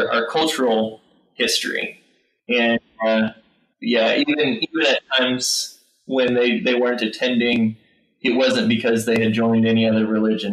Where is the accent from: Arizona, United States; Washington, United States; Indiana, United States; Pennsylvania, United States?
Indiana, United States; moved away; back where I grew up in Indiana